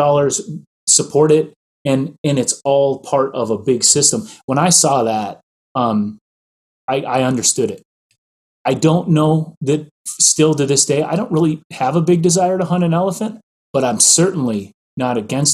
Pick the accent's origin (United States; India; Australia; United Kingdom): United States; Midwest; I grew up in the Midwest.